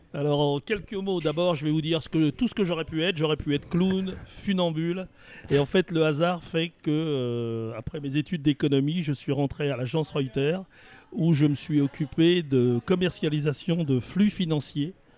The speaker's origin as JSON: {"language": "French", "town": "Villemomble", "region": "Île-de-France", "country": "France", "tie": "born or raised there", "also_born_or_lived": "Paris", "said": "je suis né à Paris 20e. Et dès que je suis né, mes parents sont partis dans une, petite ville de la banlieue parisienne qui est à 7 km à l'est de Paris, qui s'appelle Villemomble. Et j'ai toujours vécu à Villemomble"}